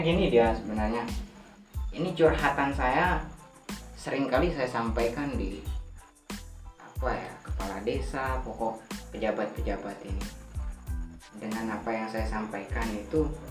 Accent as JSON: {"language": "Indonesian", "area": "Lombok", "region": "West Nusa Tenggara", "country": "Indonesia", "said": "watak orang dusun saya lah secara kecilnya mungkin kebanyak secara umumnya lombok ini kalau bahasa kita deku"}